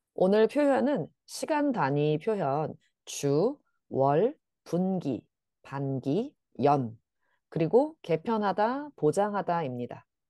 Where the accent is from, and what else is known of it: South Korea